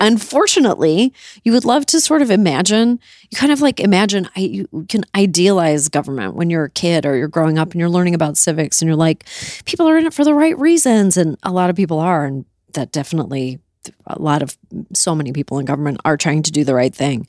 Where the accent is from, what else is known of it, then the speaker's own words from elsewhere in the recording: Canada; now in United States; I grew up in Canada